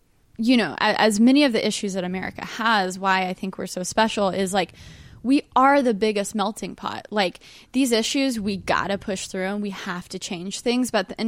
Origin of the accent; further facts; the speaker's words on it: New York City, New York, United States; And as a New Yorker, I love that I have these beautiful parks to go